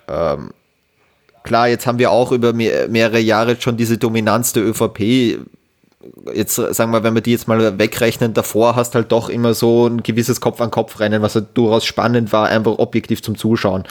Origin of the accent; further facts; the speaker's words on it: Austria; als Österreicher